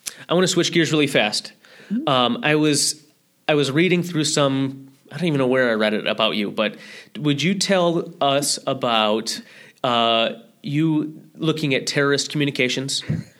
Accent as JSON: {"language": "English", "country": "United States", "said": "as a human being and an American"}